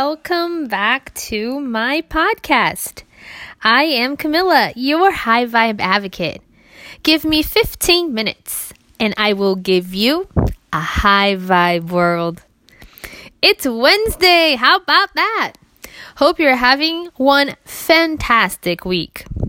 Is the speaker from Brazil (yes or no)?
yes; Brazil; moved away; As a child growing up in Brazil